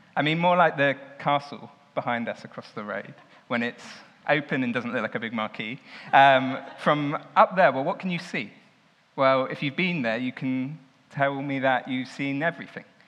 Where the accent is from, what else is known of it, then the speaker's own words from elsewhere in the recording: Southampton, South East England, United Kingdom; I grew up in Southampton